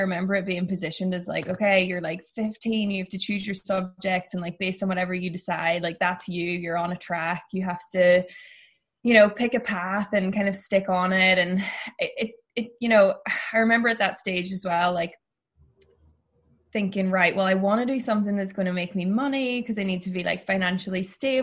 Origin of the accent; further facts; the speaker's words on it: Ireland; moved away as an adult; now in San Francisco, United States; I grew up in a pretty small town in Ireland